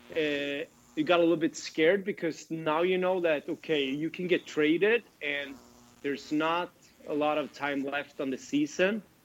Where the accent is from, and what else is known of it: Sweden; born or raised there; moved away as an adult; also born or lived in Grand Rapids / Toledo